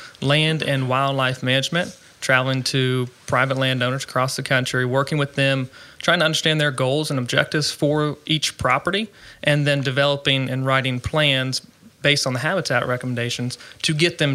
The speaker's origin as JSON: {"language": "English", "region": "Virginia", "country": "United States", "tie": "born or raised there", "also_born_or_lived": "Maryland", "moved": "as an adult", "lives_now": "Mansfield, United States", "said": "I grew up in Virginia, lived there for about 20 years of my life, and grew up in a farming family. We had cattle, crops, everything."}